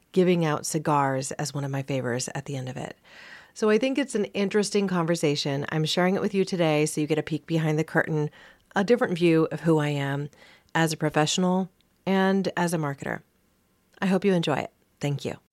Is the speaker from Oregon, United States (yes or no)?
yes; Southern Oregon, United States; was a little hippie kid growing up in Southern Oregon